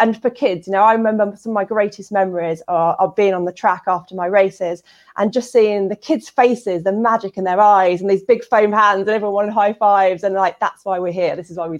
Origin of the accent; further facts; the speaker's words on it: United Kingdom; and we're British, aren't we?